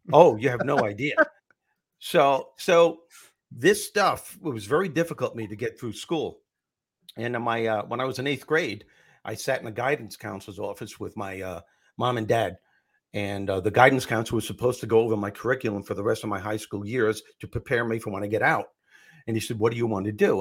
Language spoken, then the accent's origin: English; Long Island, New York, United States; also born or lived in Brooklyn, New York; I was born in Brooklyn, and when I was six years old, we moved to out east Long Island